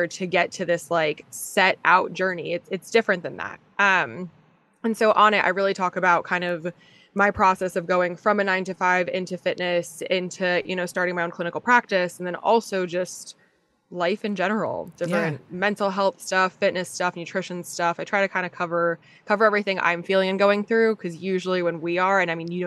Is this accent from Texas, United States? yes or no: no; New Jersey, United States; moved away; also born or lived in Virginia / New York; So I'm from Jersey